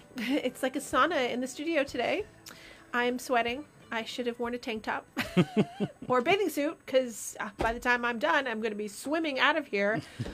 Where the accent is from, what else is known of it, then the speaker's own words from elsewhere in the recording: Rutland, Vermont, United States; moved away; Rutland, Vermont, which is where I'm from.